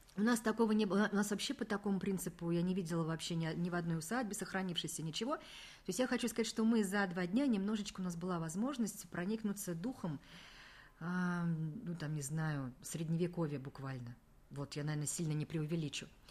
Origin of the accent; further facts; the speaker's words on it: Kazan, Tatarstan, Russia; Мы говорим, из Казани